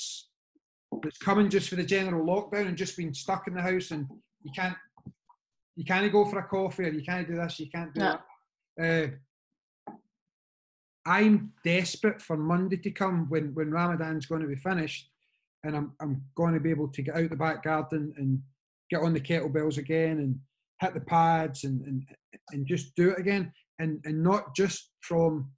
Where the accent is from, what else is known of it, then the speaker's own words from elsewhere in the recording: Scotland, United Kingdom; we're Scottish